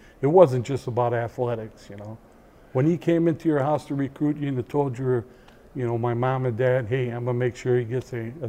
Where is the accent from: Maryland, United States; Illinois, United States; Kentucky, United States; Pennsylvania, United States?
Illinois, United States; Chicago; born or raised there; moved away as an adult